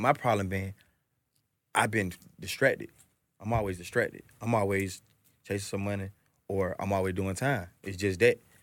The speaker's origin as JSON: {"language": "English", "town": "Atlanta", "region": "Georgia", "country": "United States", "tie": "born or raised there", "said": "I'm from Atlanta, I'm born and raised in this shit"}